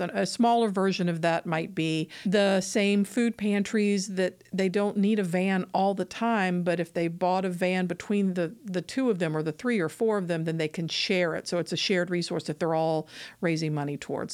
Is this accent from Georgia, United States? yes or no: yes; Atlanta, Georgia, United States; I'm from Atlanta